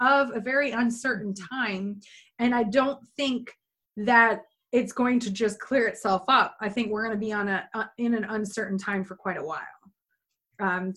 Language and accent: English; upstate New York, United States; accent: a little Canadian accent; where I'm from in upstate New York is right where Cornwall, the Canadian border where Cornwall is